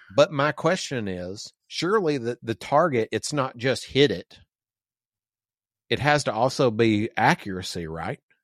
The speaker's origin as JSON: {"language": "English", "region": "the South", "country": "United States", "tie": "born or raised there", "moved": "yes", "said": "we grew up in the South and sorta like we got used to o, owning and shooting guns"}